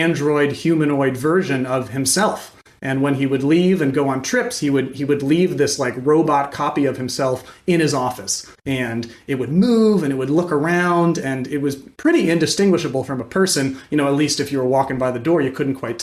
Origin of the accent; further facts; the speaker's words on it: Morgantown, West Virginia, United States; I grew up in Morgantown